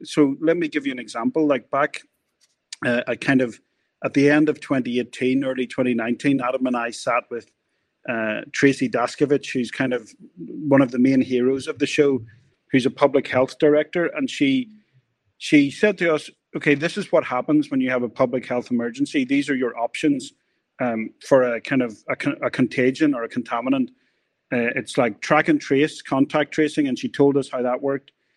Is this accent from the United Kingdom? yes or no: yes; Northern Ireland, United Kingdom; we grew up in Northern Ireland